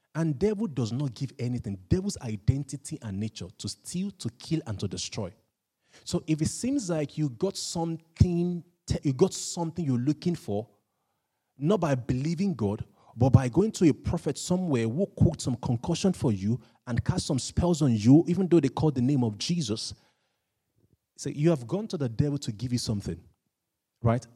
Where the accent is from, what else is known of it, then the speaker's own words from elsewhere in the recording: Nigeria; I'm Nigerian